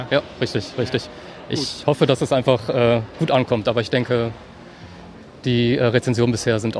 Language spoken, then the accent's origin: German; Düsseldorf, North Rhine-Westphalia, Germany; wir kommen aus Düsseldorf, deswegen ist jetzt nicht so weit weg.